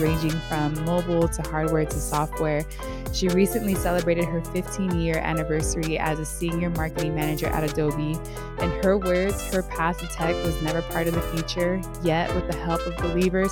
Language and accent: English; San Diego, California, United States; also born or lived in Bay Area; I am from San Diego